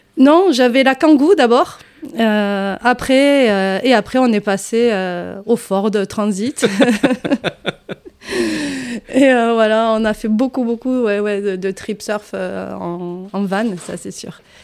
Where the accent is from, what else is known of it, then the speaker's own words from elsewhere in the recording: Hérault, near Béziers, Occitania, France; accent: southern; moved away as an adult; also born or lived in Arcachon / Paris; now in Marseille, France; je suis revenue dans ma région d'origine, c'est euh, originaire de ma famille, qui est l'Hérault, euh, à côté de Béziers, un village à côté